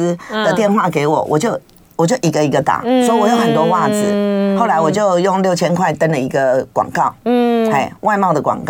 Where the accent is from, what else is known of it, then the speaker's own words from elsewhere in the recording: Taipei, Taiwan; now in Yuanlin, Taiwan; 因为谈恋爱谈一谈闹出人命，所以我就从台北嫁到员林。